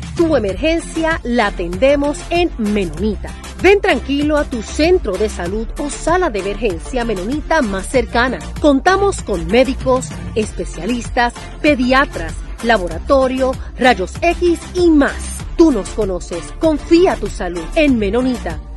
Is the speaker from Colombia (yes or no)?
no; Guaynabo, Puerto Rico; mi pueblo de Guaynabo